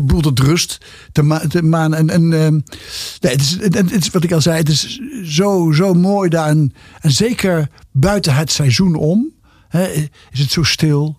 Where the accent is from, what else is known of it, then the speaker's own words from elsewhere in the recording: Nijmegen, Gelderland, Netherlands; moved away as an adult; also born or lived in Bergen aan Zee / Arnhem; now in Amsterdam, Netherlands; Nijmegen is de stad, mijn thuisstad en mijn hart. Ik bedoel, ik ben er geboren. Ik heb er uh, eh, 25 jaar gewoond.